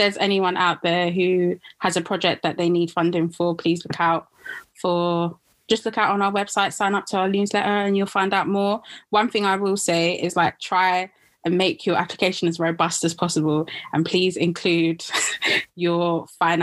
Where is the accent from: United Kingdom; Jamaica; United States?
Jamaica; I'm Jamaican, but I'm a descendant of African people